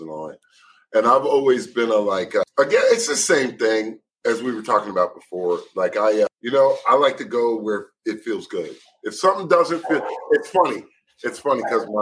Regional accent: Philadelphia, Pennsylvania, United States; Philly, West Philly

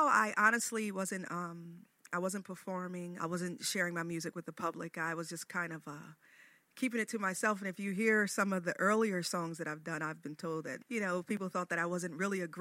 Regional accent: Chester, Pennsylvania, United States; now in Wilmington, United States; I'm originally from Chester, Pennsylvania

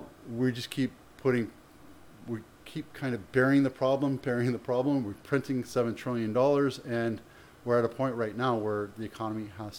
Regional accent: Canada; born there; You know, I'm Canadian by birth. I don't really know what's going on over there, but I don't care.

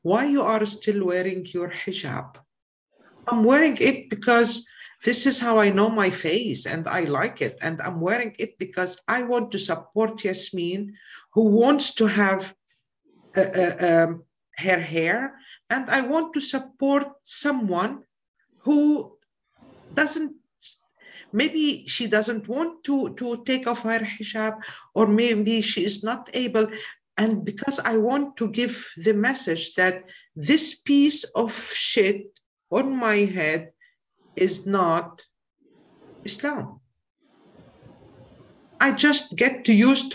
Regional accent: Syria; moved away as an adult; now in Germany; I'm from Syria, by the way, and now I'm a refugee in Germany.

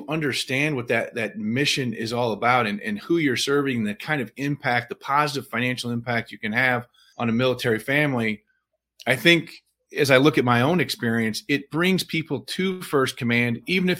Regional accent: Illinois, United States; I grew up in the Midwest on the western side of Illinois in a very, very middle-class blue-collar family.

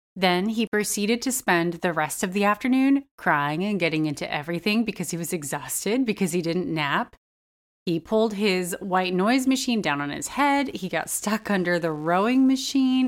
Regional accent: United States; I just absorbed over years of being an American

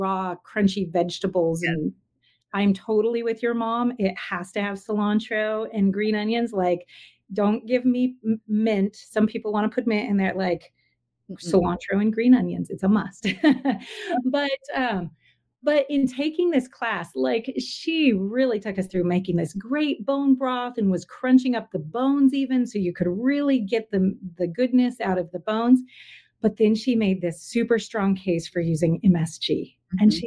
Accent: Southern California, United States; moved away as an adult; growing up in Southern California, we had access to a lot of different cultural restaurants around us.

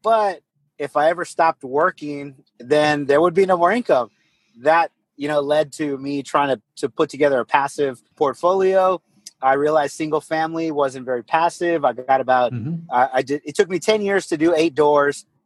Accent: Corpus Christi, Texas, United States; also born or lived in San Antonio, Texas; I'm originally from Corpus Christi, Texas. So I grew up, you know, kind of beach town

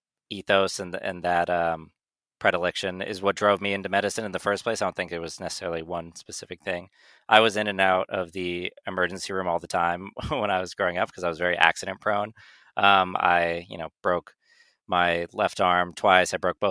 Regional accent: Northern California, United States; moved away as an adult; now in New York, United States; So I'm originally from Northern California

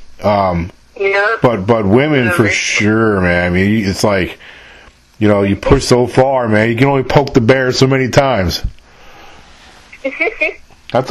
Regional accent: New York, United States; moved away as an adult; now in Mississippi, United States; I was born and raised in New York, but I don't live there now.

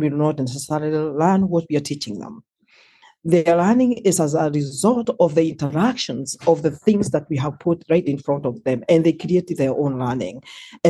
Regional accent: Kenya; moved away as an adult; I was born and raised in Kenya

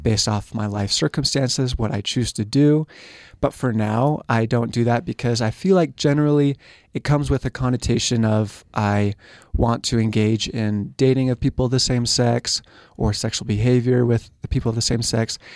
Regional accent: San Diego, California, United States; moved away; I'm from San Diego, California area

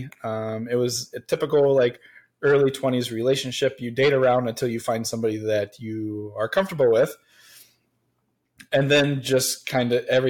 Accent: Central Ohio, United States; I am born and raised in Central Ohio

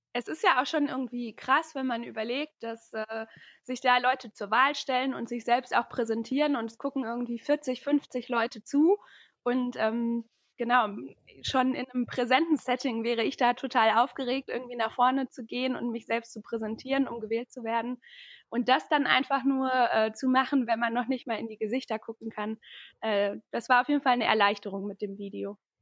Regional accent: Paderborn, North Rhine-Westphalia, Germany; ich bin 23 Jahre alt und ich komme aus Paderborn. Hier wohne ich auch gerade aktuell

